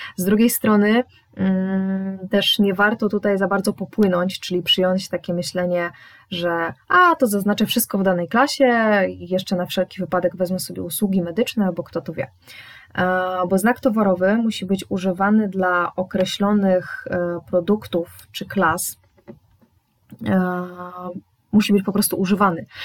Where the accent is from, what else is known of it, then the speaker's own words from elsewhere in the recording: Poznań, Greater Poland, Poland; jestem z Poznania